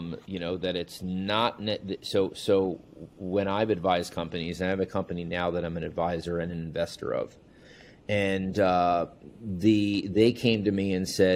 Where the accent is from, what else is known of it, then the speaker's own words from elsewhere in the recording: Long Island, New York, United States; moved away as an adult; also born or lived in Chicago; coming from, you know, the mecca of bagels, New York, Long Island